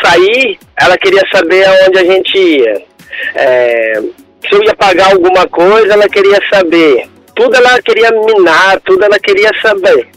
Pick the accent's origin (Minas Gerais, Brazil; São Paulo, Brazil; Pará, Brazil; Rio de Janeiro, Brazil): São Paulo, Brazil; Bragança Paulista; now in Itapira, Brazil; eu sou de Bragança Paulista